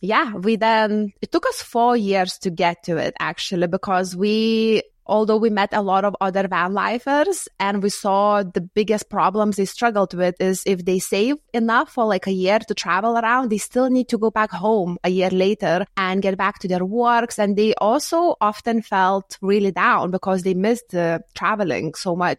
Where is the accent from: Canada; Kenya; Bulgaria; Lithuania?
Lithuania; moved away as an adult; also born or lived in United Kingdom; I'm from Lithuania and I moved in the U K in my early twenties.